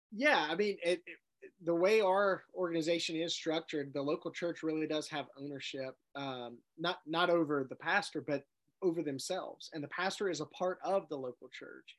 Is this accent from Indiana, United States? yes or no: no; Jackson, Mississippi, United States; I grew up in Jackson, Mississippi, at at Riverside Independent Methodist Church.